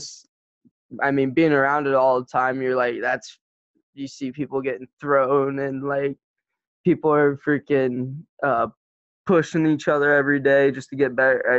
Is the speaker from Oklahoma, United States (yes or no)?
yes; Norman, Oklahoma, United States; born there; Oh man, um, I'm from all over the place. So uh, I was born in uh, Norman, Oklahoma, uh, I started there when my dad was uh, training for the Olympic team.